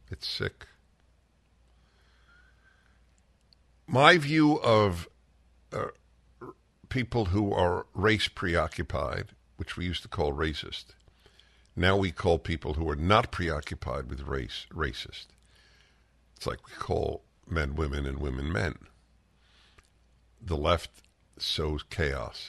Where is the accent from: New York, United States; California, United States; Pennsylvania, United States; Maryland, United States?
New York, United States; I'm a Jew from New York.